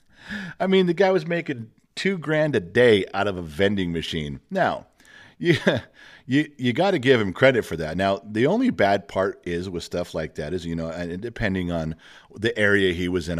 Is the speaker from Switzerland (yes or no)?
no; United States; as an American